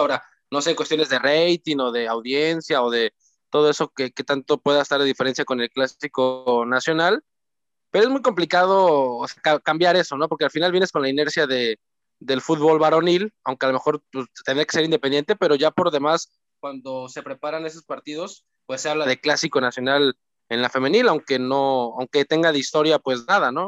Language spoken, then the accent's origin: Spanish; Cancún, Quintana Roo, Mexico; yo soy de Cancún